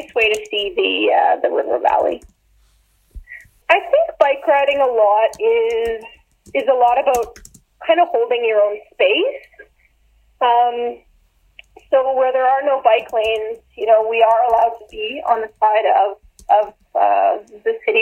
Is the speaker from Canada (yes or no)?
yes; Ottawa, Ontario, Canada; now in Alberta, Canada; I grew up in Ottawa, so I always rode a bike as a kid